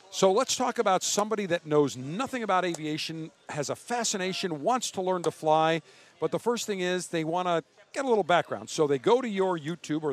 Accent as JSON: {"language": "English", "town": "Buffalo", "region": "New York", "country": "United States", "tie": "born or raised there", "moved": "yes", "said": "as a little kid growing up in Buffalo"}